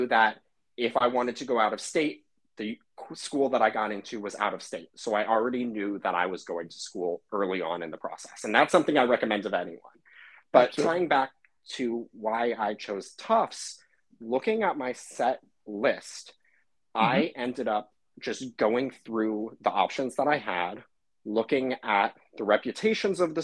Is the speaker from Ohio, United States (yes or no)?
no; California, United States; I'm originally from California